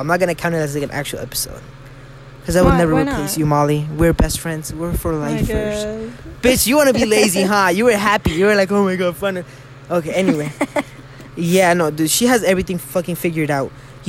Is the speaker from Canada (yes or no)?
no; Mexico; accent: Mexican; My Mexican accent came out. I'm sorry.